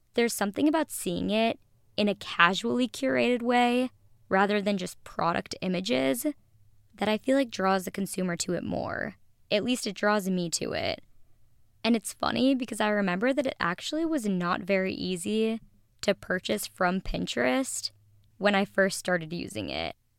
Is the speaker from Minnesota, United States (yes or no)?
yes; Minneapolis, Minnesota, United States; now in Los Angeles, United States; my hometown, Minnesota